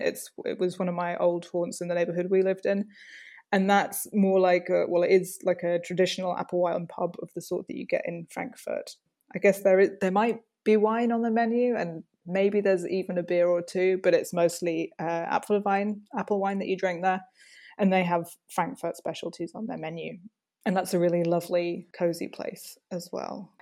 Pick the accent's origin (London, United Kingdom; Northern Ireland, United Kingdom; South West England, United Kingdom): London, United Kingdom; moved away as an adult; also born or lived in Wiesbaden, Germany; now in Rheinhessen, Germany; I'm from London in the UK originally, and I moved to Wiesbaden in 2010.